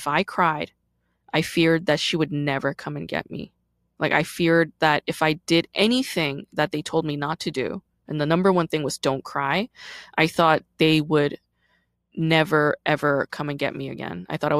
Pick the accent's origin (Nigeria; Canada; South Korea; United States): South Korea; born there; And this was all in Korea because I was born in Korea, right?